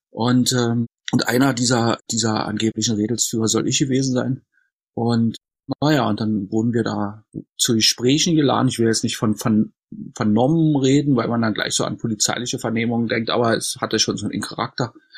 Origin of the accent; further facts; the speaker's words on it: Berlin, Germany; Ich bin in Ostberlin geboren worden und war, als die Mauer fiel, 22,5 Jahre alt.